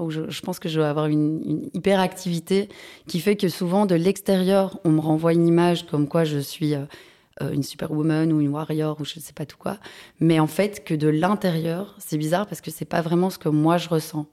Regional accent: Brussels, Brussels-Capital Region, Belgium; je suis bruxelloise, j'ai grandi dans les alentours de Bruxelles

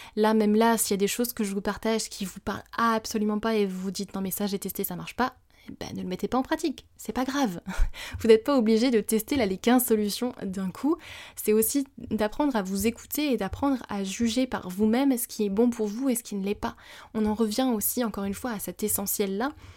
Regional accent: France; also born or lived in Bali / Japan; chez nous en France

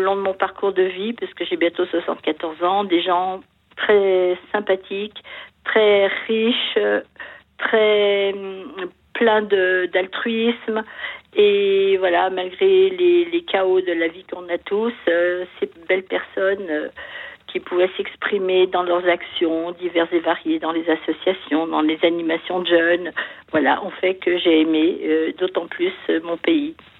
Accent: France; born or raised there

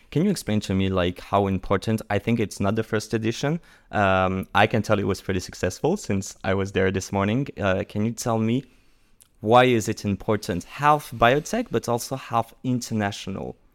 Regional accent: France; accent: French; English is a second language; My accent is French, so I am French

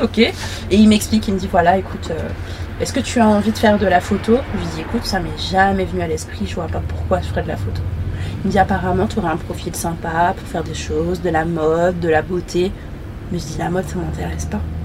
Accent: Montreuil, Île-de-France, France; also born or lived in Gonesse, Val-d'Oise; Je suis née à Gonest, dans le quatre-vingt-quinze, et j'ai grandi à Montreuil, dans le quatre-vingt-treize

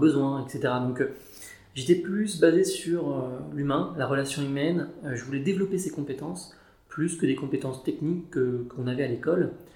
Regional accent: Paris, Île-de-France, France; je suis un Parisien de souche. J'ai plutôt grandi dans l'Est l'Est parisien, dans le 19e arrondissement plus précisément.

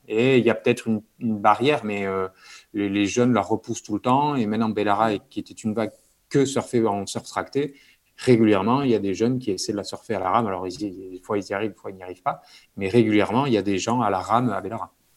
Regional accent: Bayonne, Nouvelle-Aquitaine, France; moved away as an adult; also born or lived in Toulouse; grandi près de la mer, donc au Pays Basque, à je pense 5 minutes de la plage

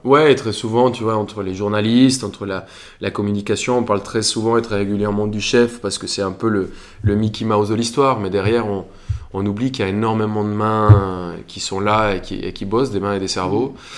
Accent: Colombia; moved away as an adult; now in Paris, France; quand je suis parti de Colombie

